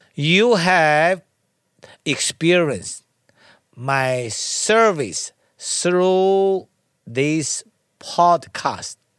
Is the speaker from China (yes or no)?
yes; China; moved away; I was born in China. I studied to learn and practice Tai Chi at a young age of six